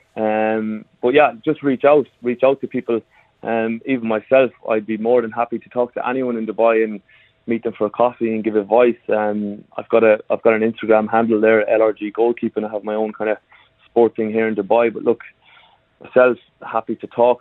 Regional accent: Ireland; moved away; I come from Ireland originally, and even back in Ireland

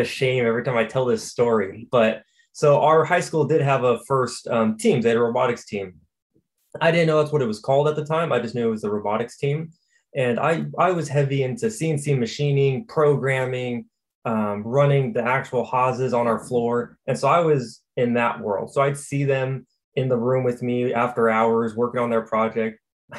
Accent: Sacramento, California, United States; moved away as an adult; now in Michigan, United States; Born and raised in California. I'm 24 now. I was born and raised for 20 years in California, or 21 before I moved. And I was Sacramento area when I was in California.

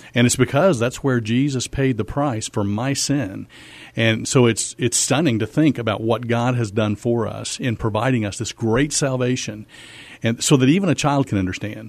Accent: Missouri, United States; moved away as an adult; also born or lived in Fort Worth, Texas; now in San Antonio, United States; Yeah, so I grew up in Missouri, actually

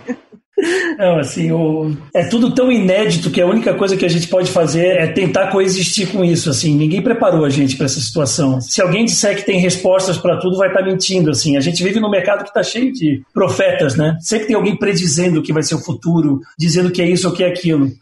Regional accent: Florianópolis, Santa Catarina, Brazil; moved away as an adult; now in São Paulo, Brazil; eu sou de Florianópolis, eu estou em São Paulo há 20 anos

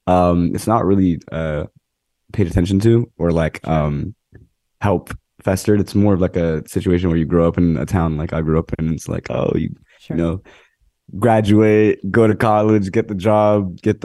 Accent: Monroe, Connecticut, United States; Well, specifically, I grew up in Fairfield County. I grew up in Monroe, Connecticut, around the Trumbull and Newtown area.

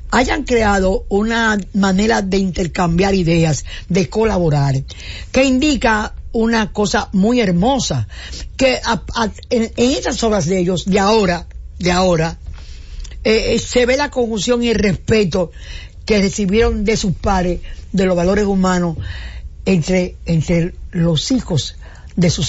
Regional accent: Cibao, Dominican Republic; yo soy cibaeño, doña.

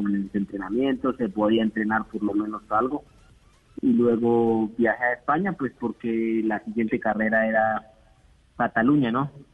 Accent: Colombia; todos los colombianos

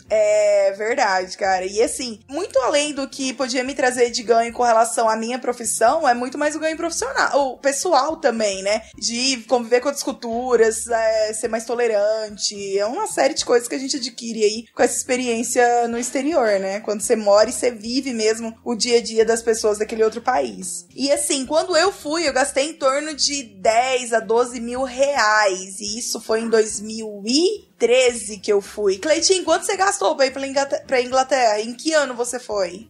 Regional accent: Brazil; moved away as an adult; also born or lived in United States; eu saí do Brasil pra cá

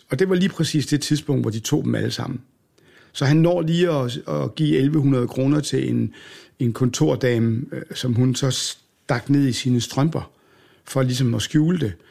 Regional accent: Aalborg, North Denmark Region, Denmark; born there; jeg var født i Jomfru Anegade i Aalborg, af alle gader.

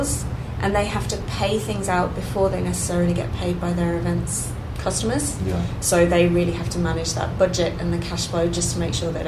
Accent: England, United Kingdom; I think my plan B, when I came over here from England, my plan B was, what if I can't be an accountant?

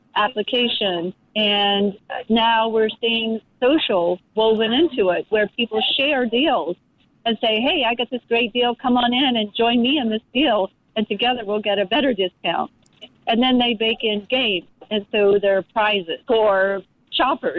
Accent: United States; I was one of the first American journalists

